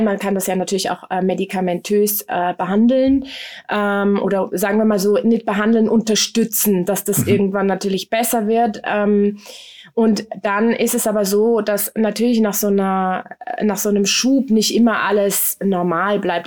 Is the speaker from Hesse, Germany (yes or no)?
yes; Frankfurt am Main, Hesse, Germany; Ich bin äh, in Frankfurt am Main äh, zur Welt gekommen